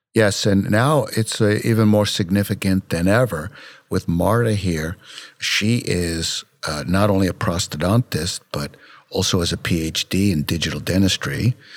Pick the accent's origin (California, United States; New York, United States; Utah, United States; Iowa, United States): New York, United States; New York City; I grew up in Brooklyn, New York